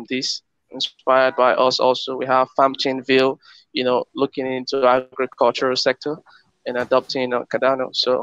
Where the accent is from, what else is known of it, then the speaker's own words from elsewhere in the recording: Nigeria; my home country, Nigeria